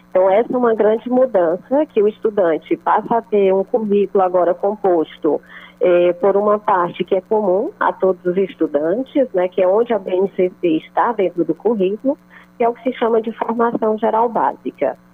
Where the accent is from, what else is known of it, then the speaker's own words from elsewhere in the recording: União, Brazil; pessoal de União, minha terra querida